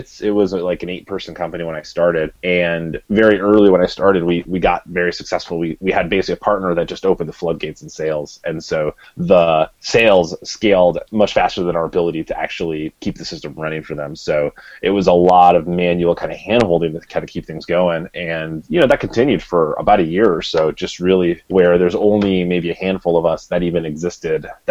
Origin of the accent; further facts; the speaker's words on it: Midwest, United States; I grew up in the Midwest, my dad worked in a factory